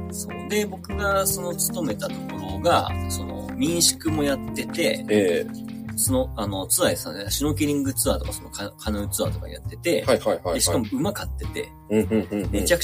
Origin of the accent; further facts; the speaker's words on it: Tochigi, Japan; あ、でも僕もですよ。僕も出身栃木ですけど、全くないですからね。